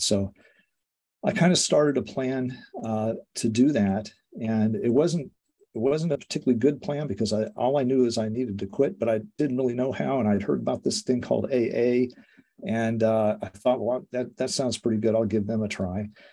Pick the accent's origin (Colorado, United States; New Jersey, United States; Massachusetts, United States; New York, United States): Colorado, United States; accent: American; moved away; I'm from Colorado